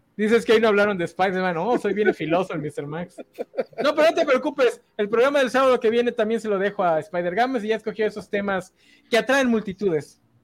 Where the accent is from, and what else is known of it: Mexico